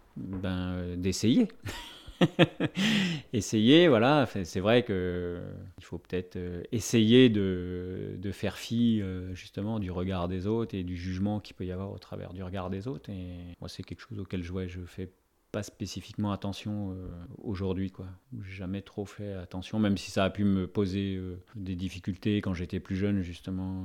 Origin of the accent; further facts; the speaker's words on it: France; also born or lived in Morlaix; chez nous en France